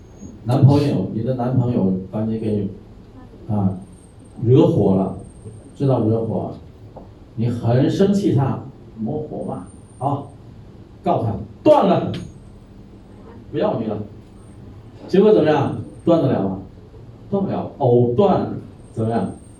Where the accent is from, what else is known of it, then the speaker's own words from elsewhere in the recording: Thailand; 我们泰国人也吃那个，掰开以后怎么样？有没有丝啊？